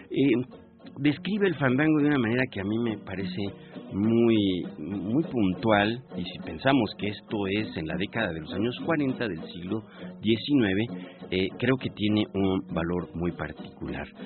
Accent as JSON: {"language": "Spanish", "area": "Chilango", "region": "Mexico City", "country": "Mexico", "said": "somos los chilangos"}